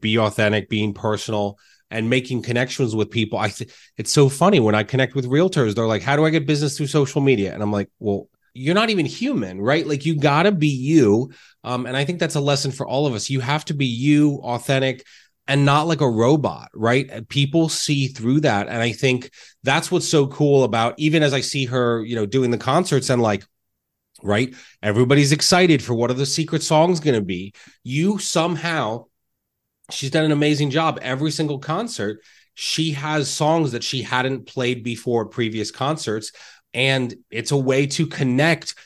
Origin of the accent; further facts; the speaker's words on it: Reading, Pennsylvania, United States; I grew up in Reading